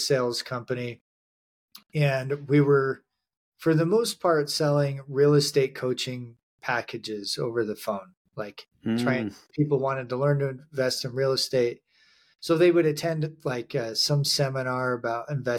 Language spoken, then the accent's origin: English; Montana, United States; I grew up in Montana